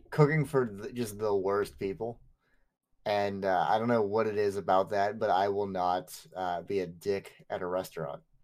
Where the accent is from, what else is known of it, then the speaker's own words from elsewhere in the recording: United States; this is the American in me